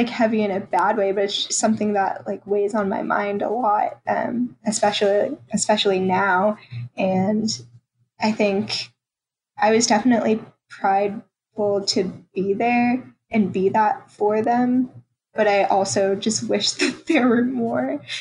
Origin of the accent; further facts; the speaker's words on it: Roswell, Georgia, United States; now in Wilmington, United States; I grew up in Atlanta and it's a more diverse area